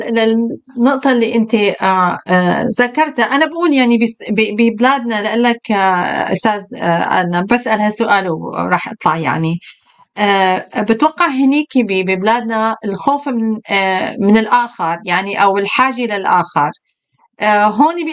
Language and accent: Arabic; Syria; آه، بالشام انا من سوريا آه، كل الجيران بيحطوا حدود لبعضهم